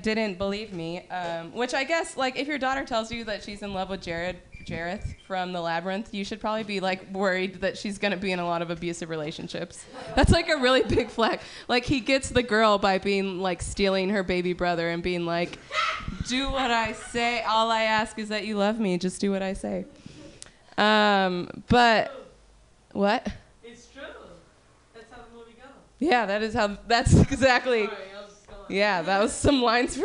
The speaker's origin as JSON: {"language": "English", "area": "Sacramento Valley", "region": "California", "country": "United States", "said": "I'm from the Sacramento Valley"}